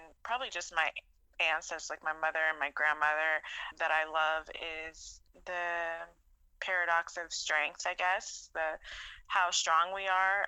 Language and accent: English; Texas, United States; now in Los Angeles, United States; where I grew up in Texas